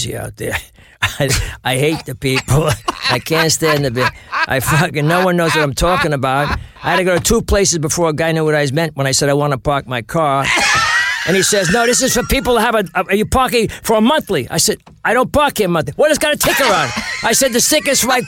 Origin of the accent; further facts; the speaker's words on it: New York City, New York, United States; also born or lived in Flushing, Queens / Bayside, Queens; I was born in Astoria.